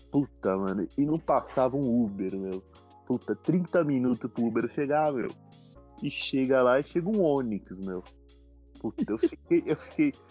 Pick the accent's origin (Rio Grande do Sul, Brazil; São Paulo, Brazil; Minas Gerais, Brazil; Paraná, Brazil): São Paulo, Brazil; Pô, eu sou de Perdizes, meu. Perdizes.